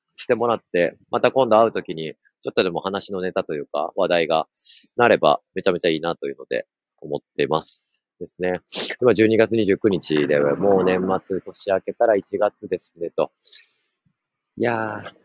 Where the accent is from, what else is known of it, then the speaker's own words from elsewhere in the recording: Gunma, Japan; moved away; その省庁、群馬県の出身なんですけど、その省庁というところに移住してきて5年目